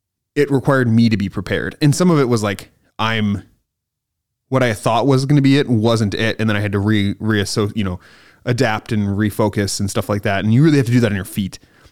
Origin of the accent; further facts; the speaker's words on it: Stevens Point, Wisconsin, United States; I'm from Stevens Point